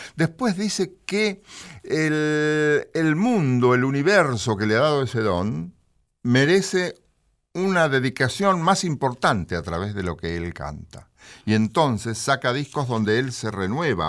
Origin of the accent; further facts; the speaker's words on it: Mechita, Buenos Aires Province, Argentina; yo soy de Bragado. Bragado Cerquita de Bragado, un cuartel de Bragado mm. es eh, Mechita con Estación Mecha